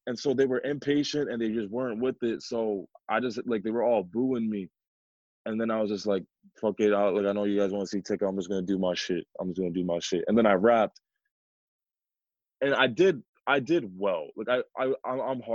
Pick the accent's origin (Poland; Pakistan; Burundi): Pakistan; I'm not from India, I'm from Pakistan.